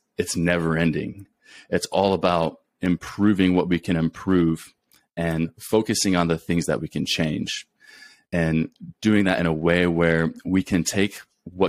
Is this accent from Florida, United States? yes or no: no; Clyde, Ohio, United States; moved away as an adult; also born or lived in Texas / Colorado / New Mexico / Beaumont, Texas; now in Alaska, United States; I'm originally born and raised in a small town called Clyde, Ohio